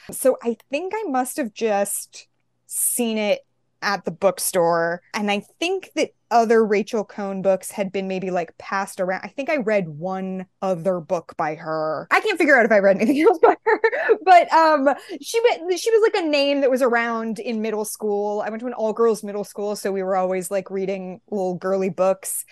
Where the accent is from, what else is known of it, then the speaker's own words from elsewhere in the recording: San Francisco, California, United States; moved away; my hometown is San Francisco, California